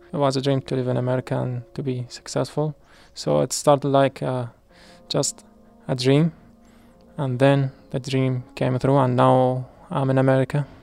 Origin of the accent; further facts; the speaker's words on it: Iraq; English is a second language; moved away as an adult; now in Hartford, United States; I'm from Iraq.